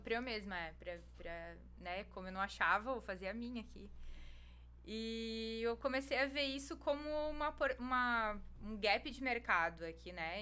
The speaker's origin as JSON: {"language": "Portuguese", "region": "Rio Grande do Sul", "country": "Brazil", "also_born_or_lived": "Blumenau / Salvador", "moved": "as an adult", "lives_now": "Lauro de Freitas, Brazil", "said": "eu sou gaúcha"}